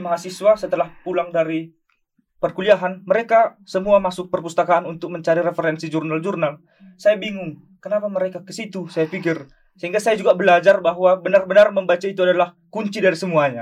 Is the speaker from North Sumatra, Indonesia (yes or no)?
yes; Batak Simalungun, North Sumatra, Indonesia; moved away; Saya dari Batak Simalungun